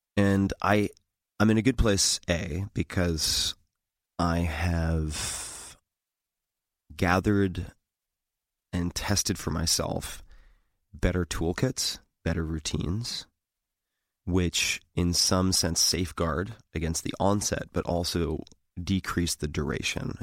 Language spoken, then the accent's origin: English; Eastern Long Island, New York, United States; I grew up on Eastern Long Island